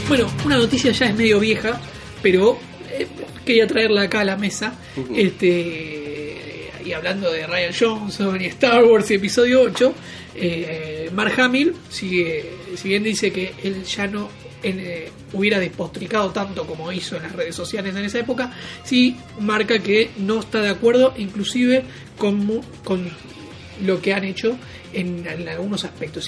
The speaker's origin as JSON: {"language": "Spanish", "country": "Argentina", "tie": "born or raised there", "said": "X-Men la seguía mucho en Telefe cuando era chiquito, Canal 11 acá en Argentina"}